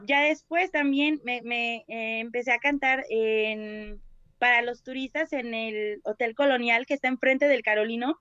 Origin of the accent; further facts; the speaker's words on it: Puebla, Mexico; nosotros como, como poblanos, como mexicanos